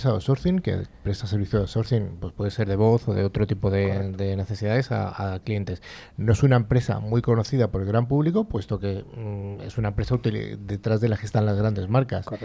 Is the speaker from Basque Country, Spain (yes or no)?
yes; Bilbao, Basque Country, Spain; de Bilbao.